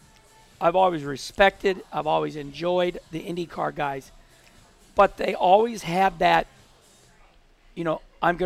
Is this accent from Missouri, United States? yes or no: yes; Missouri, United States; moved away as an adult; also born or lived in St. Louis, Missouri / Charlotte, North Carolina; I grew up in Missouri.